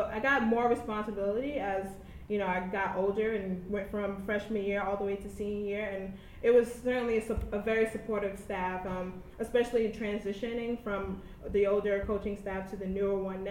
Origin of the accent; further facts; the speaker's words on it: New York City, New York, United States; also born or lived in Davidson, North Carolina; I went to high school here in New York City, right in my hometown. I'm actually from East Harlem